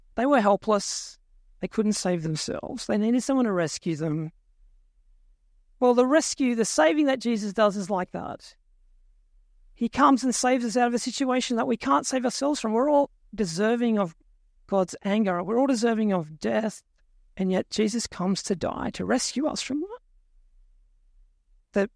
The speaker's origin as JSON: {"language": "English", "town": "Tumut", "region": "New South Wales", "country": "Australia", "tie": "born or raised there", "moved": "yes", "said": "my hometown. little place called Tumut in New South Wales."}